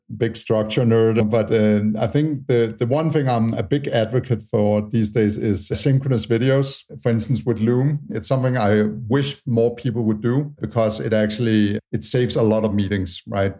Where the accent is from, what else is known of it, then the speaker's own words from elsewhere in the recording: Tanzania; moved away; also born or lived in Utah; I was born in Tanzania